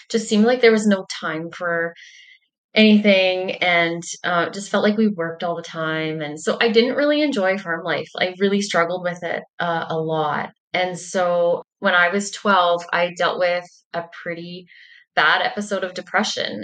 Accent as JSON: {"language": "English", "area": "Angusville", "region": "Manitoba", "country": "Canada", "tie": "born or raised there", "said": "I am a farmer from Angusville, Manitoba."}